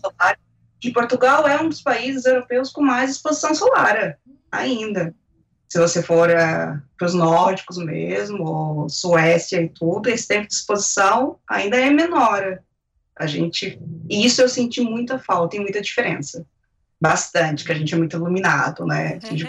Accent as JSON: {"language": "Portuguese", "country": "Brazil", "moved": "as an adult", "lives_now": "Spain", "said": "eu constava como brasileira"}